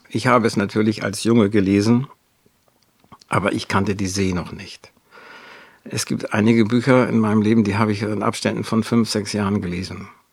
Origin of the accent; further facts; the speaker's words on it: Wedel, Schleswig-Holstein, Germany; now in Wendland, Germany; Ich bin geboren in Wedel an der Elbe